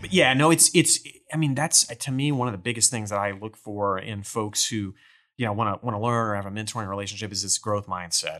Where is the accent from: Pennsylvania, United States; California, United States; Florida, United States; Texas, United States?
Texas, United States; Port Neches; I grew up in Port Neches over in Beaumont, Port Arthur in the Golden Triangle